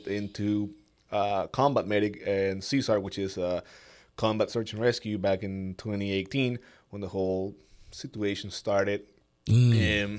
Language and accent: English; Nicaragua; moved away as an adult; now in Mexico; born and raised in Nicaragua. You know, did all my life there